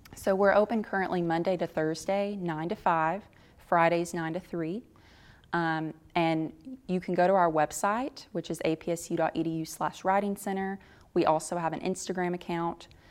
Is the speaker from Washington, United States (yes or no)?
no; Tennessee, United States; I grew up in Tennessee